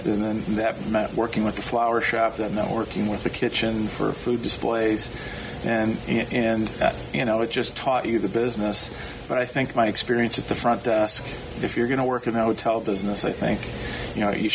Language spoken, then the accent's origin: English; Michigan, United States; I was born and raised in Michigan